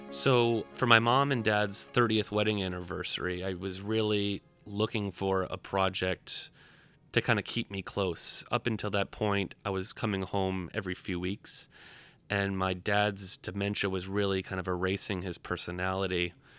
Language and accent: English; Providence, Rhode Island, United States; moved away as an adult; now in New York, United States; I was born in Providence, Rhode Island. I've lived in New York for eight years now